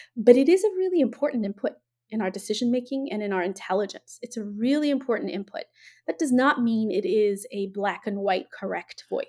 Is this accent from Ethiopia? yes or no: yes; Ethiopia; now in United States; I'm originally from Ethiopia, right? So I grew up in the, in the throes of a revolution